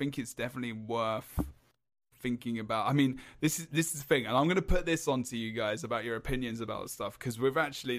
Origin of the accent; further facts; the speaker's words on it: England, United Kingdom; I'm English